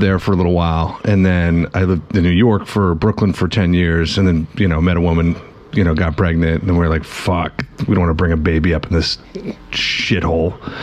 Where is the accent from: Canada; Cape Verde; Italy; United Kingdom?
Canada; Toronto, Ontario; I'm from Toronto and I remember, like, growing up